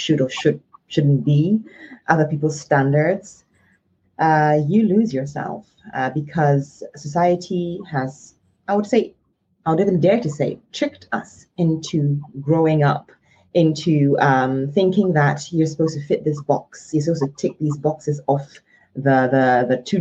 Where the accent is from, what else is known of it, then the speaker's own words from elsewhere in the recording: Ghana; My childhood, when I was born and raised in Ghana, was a very colorful, vibrant one